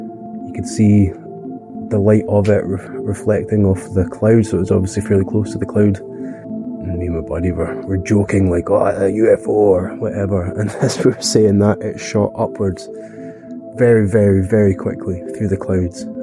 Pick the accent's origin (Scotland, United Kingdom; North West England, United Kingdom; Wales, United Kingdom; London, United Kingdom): Scotland, United Kingdom; Glencoe; I'm from Glencoe, the west coast of Scotland, in the Highlands.